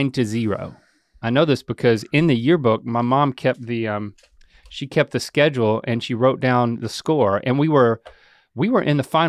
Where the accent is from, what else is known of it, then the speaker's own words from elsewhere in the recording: North Carolina, United States; That's because I was born and raised in North Carolina.